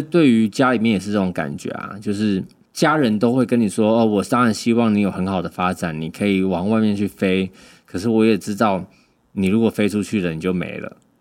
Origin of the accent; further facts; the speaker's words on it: Keelung, Taiwan; moved away as an adult; now in Taipei, Taiwan; 我们基隆就是你们， 你们台北人都称我们基隆是南部人啊